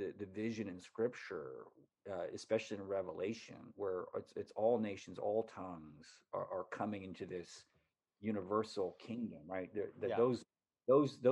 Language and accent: English; United States; being an American